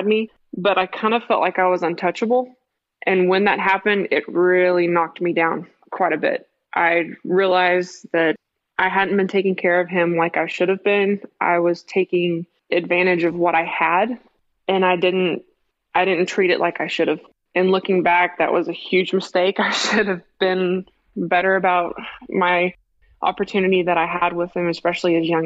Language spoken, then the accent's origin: English; Midland, Texas, United States; I was born and raised here in West Texas, here in Midland